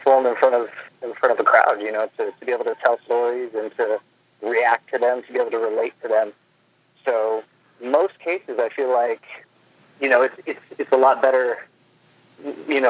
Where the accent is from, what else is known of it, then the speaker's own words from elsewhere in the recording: Los Angeles, California, United States; I grew up in Los Angeles